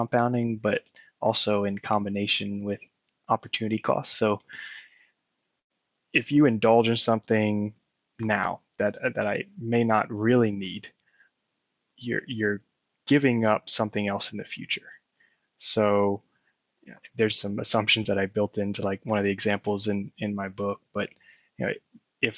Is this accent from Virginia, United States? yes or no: no; Louisiana, United States; moved away; They both live back in my hometown in Louisiana